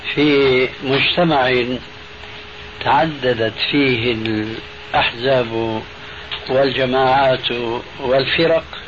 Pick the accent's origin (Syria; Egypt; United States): Syria; Damascus, Damascus Governorate; Arabic is a second language; also born or lived in Albania; أنه هاجر بعائلته، بأولاده الذين أنا أحدهم من ألبانيا إلى دمشق الشام